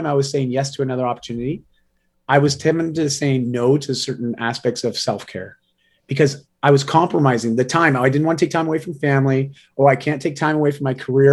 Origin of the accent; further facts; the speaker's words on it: Canada; I am a Canadian